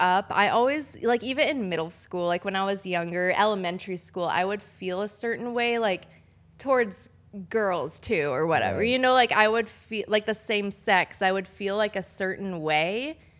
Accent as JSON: {"language": "English", "town": "Laguna Niguel", "region": "California", "country": "United States", "tie": "born or raised there", "also_born_or_lived": "Denver, Colorado", "said": "I was born in Denver, and then we moved here when I was younger. So I guess I pretty much grew up in California, in Laguna Niguel, Mission Viejo"}